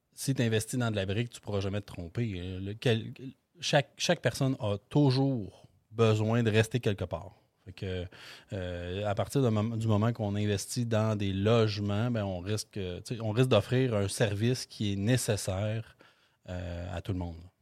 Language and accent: French; Beloeil, Quebec, Canada; je viens de Belleuil